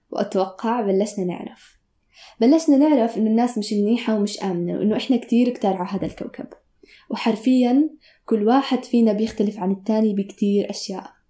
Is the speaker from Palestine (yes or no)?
yes; Palestine; بحكم إني فلسطينية مغتربة من 73 سنة أرض وشعبي منكوب ومسلوب مني